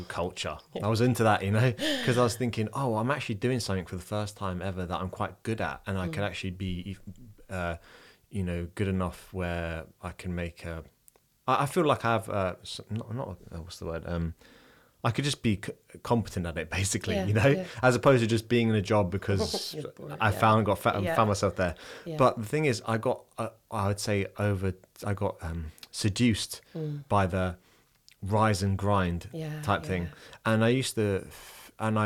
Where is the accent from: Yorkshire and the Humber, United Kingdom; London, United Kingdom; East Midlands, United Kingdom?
London, United Kingdom; moved away as an adult; now in Dublin, Ireland; I'm originally from London. I'm from like a very grey part of London as well